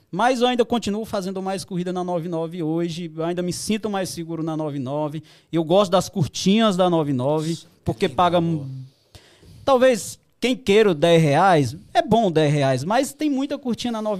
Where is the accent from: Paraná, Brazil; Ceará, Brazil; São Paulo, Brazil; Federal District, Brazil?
Ceará, Brazil; Eu sou lá do Ceará, todo mundo sabe eu fui lá, fez um ano agora